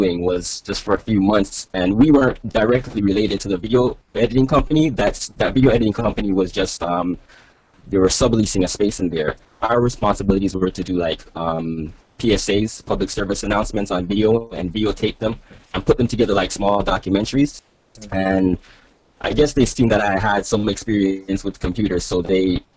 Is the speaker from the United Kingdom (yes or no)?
no; Toronto, Ontario, Canada; also born or lived in Jamaica; I was born in Jamaica, and I moved to Toronto, Canada when I was about 3, and that's where I am now